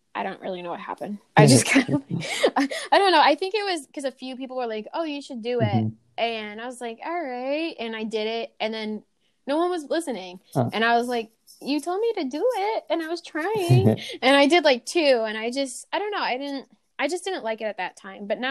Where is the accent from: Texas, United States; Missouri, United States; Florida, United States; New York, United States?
New York, United States; Buffalo; moved away; go back home, mm-hmm. Where I grew up in Buffalo.